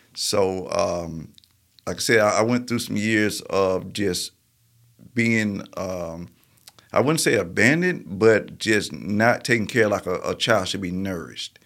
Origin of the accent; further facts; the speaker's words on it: Marietta, Georgia, United States; also born or lived in Birmingham; I grew up in Marietta, Georgia